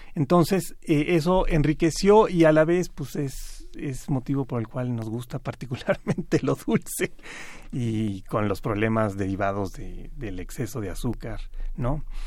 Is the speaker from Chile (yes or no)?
no; Mexico; como mexicanos